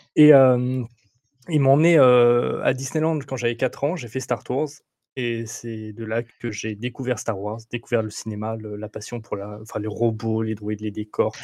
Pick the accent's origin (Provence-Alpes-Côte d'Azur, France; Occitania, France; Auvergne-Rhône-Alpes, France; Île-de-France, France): Auvergne-Rhône-Alpes, France; Roanne; je suis d'Auvergne-Rhône-Alpes. Je ne suis pas lyonnais, je suis, je suis rouennais, de Rouen, voilà, dans la Loire. Donc, je suis fier d'être rouennais